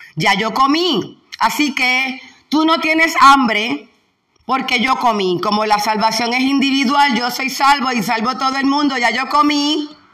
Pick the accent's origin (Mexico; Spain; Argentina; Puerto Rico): Puerto Rico